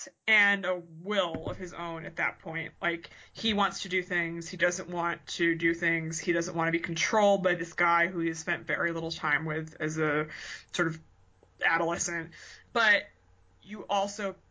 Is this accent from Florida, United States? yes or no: no; outside of Boston, Massachusetts, United States; I grew up outside of Boston